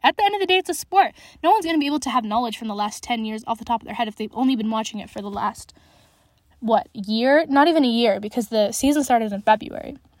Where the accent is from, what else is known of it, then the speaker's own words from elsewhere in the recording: Alberta, Canada; I'm from Alberta